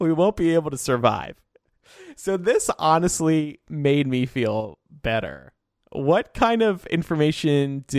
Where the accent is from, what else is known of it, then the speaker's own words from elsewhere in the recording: Medford, New Jersey, United States; born there; when I was born in 1989 in Medford, New Jersey.